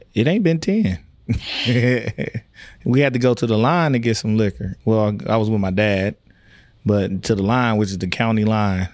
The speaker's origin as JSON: {"language": "English", "town": "Tyler", "region": "Texas", "country": "United States", "tie": "born or raised there", "said": "I grew up in Tyler, Texas."}